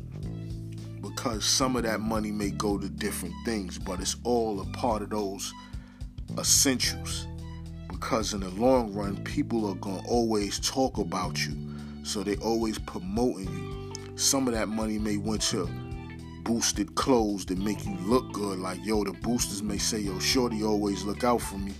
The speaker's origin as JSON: {"language": "English", "town": "New York City", "region": "New York", "country": "United States", "said": "I'm from Harlem"}